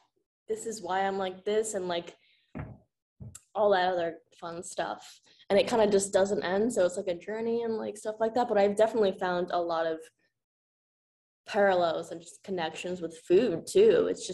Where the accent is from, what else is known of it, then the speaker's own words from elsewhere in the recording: Hunan, China; You just said Hunan, right? Randomly? I am from Hunan.